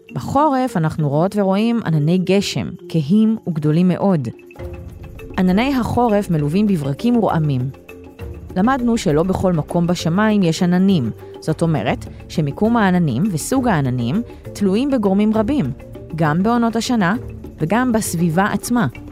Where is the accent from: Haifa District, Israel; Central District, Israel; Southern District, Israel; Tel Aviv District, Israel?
Southern District, Israel; Ashkelon; now in Ashdod, Israel; אני נולדתי באשקלון וגרה באשדוד